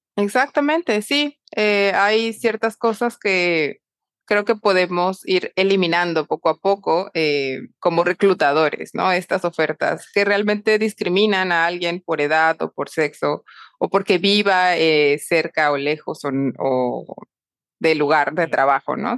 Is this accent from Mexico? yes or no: yes; Mexico; also born or lived in Panama / France / Madrid, Spain; now in Panama City, Panama; soy mexicana y ahora vivo en Panamá